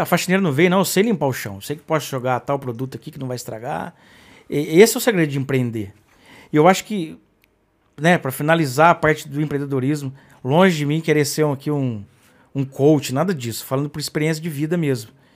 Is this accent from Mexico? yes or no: no; Brazil; eu fui criado também, talvez como brasileiro